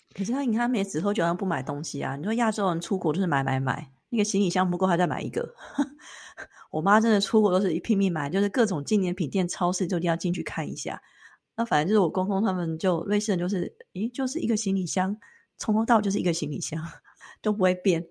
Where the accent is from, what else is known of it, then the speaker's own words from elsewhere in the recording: Taiwan; 那我们台湾人呢，我就先带我爸妈回去睡觉